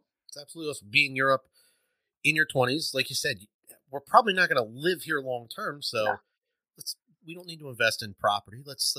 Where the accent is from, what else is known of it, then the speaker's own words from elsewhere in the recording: Pennsylvania, United States; I'm from Pennsylvania.